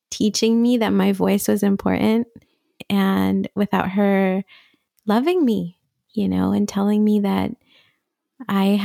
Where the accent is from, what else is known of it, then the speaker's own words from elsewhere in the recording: Syria; also born or lived in Riyadh, Saudi Arabia; I was born in Riyadh in Saudi Arabia. And I not Saudi Arabian. Yeah. I'm not Saudi. I'm Syrian. Um, my family is from Damascus, and we just happened to be in Saudi.